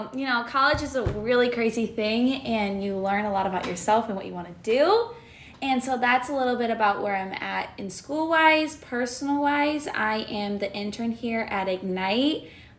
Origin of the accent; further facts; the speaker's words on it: Cedar Rapids, Iowa, United States; also born or lived in Ames, Iowa; I am originally from Cedar Rapids, Iowa. I am a student at Iowa State University in Ames, Iowa.